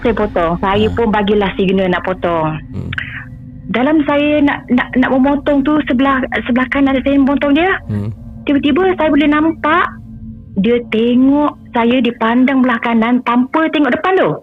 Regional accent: Pahang, Malaysia; now in Kuala Lumpur, Malaysia; Saya asal dari dari Pahang

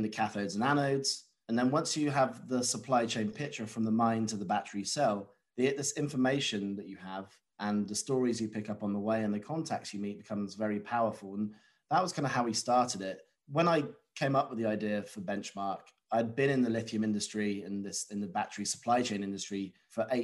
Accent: United Kingdom; being a British national

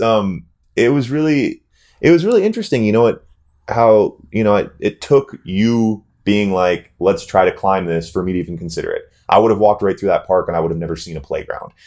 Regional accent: North Dakota, United States; as a young male growing up in North Dakota

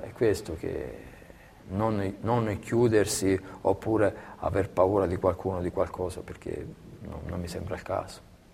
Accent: Belvedere Marittimo, Calabria, Italy; moved away as an adult; now in Siena, Italy; a Belvedere Marittimo, nel mio paese

